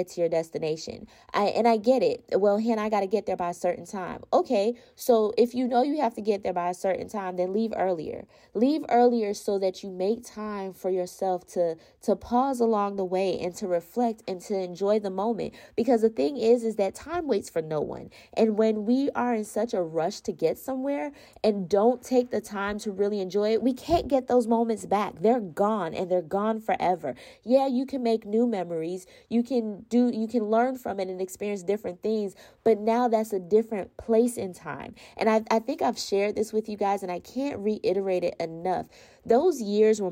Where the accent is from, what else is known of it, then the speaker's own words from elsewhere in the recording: Florida, United States; I'm from Florida, so we don't have mountains in Florida